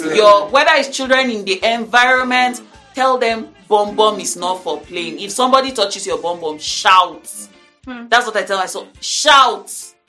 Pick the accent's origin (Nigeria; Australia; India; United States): Nigeria; Dogondose; born there; I was born in Dogondose, in a government quarters, you know, this upstairs building that you have.